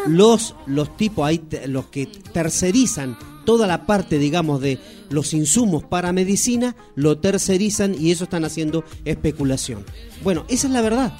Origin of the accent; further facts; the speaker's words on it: Neuquén, Argentina; also born or lived in Chile; yo nací en Chile, pero me vine muy jovencito y mis pagos, mi provincia adoptiva, soy neuquino por adopción